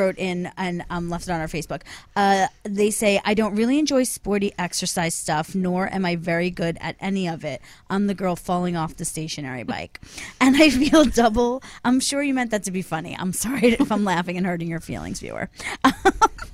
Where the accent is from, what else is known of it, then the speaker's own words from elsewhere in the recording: Delaware County, Pennsylvania, United States; accent: Delco; my Delco just came out. Yes, I'm from Delaware County, Pennsylvania